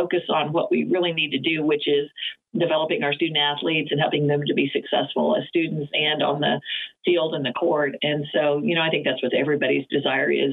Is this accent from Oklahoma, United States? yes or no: yes; Oklahoma, United States; moved away; also born or lived in West Coast; I grew up being in Oklahoma. We didn't have our own professional sports team, so I was absolutely a Cowboys fan growing